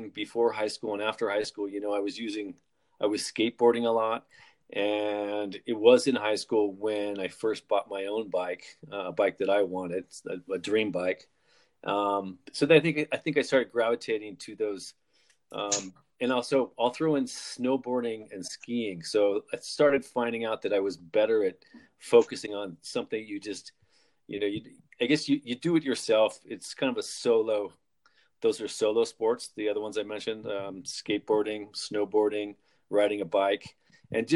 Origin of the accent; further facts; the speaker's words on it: Salt Lake City, Utah, United States; From Salt Lake City, but not of Salt Lake City. That's in Utah